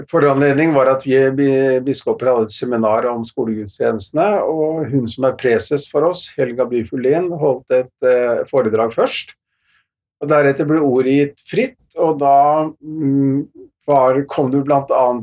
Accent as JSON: {"language": "Norwegian", "region": "Oslo", "country": "Norway", "tie": "born or raised there", "also_born_or_lived": "Fredrikstad", "lives_now": "Bergen, Norway", "said": "Jeg er østlending, har vokst opp i Oslo og Fredrikstad-området."}